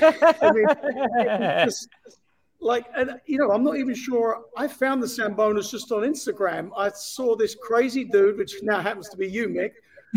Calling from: New York, United States; I'm actually in Midtown Manhattan today.

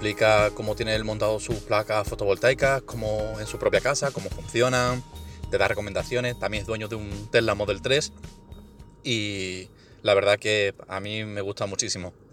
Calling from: Seville, Andalusia, Spain; de Sevilla.

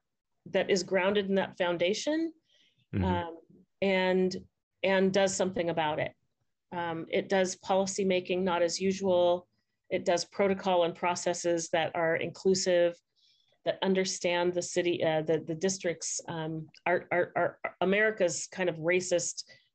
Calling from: California, United States; I am calling in from Southern California.

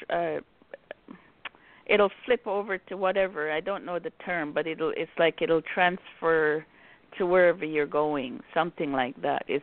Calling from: Chicago, Illinois, United States; I'm calling from Chicago.

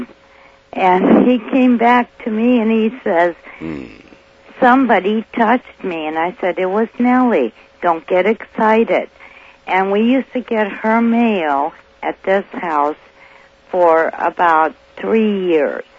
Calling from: Santa Maria, California, United States; I'm calling from Santa Maria

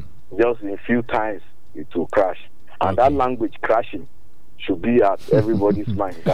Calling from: Okemesi, Ekiti, Nigeria; from Okemesi.

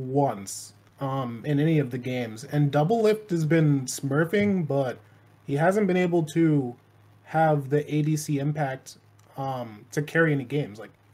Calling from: Hartford, Connecticut, United States; Hartford, Connecticut.

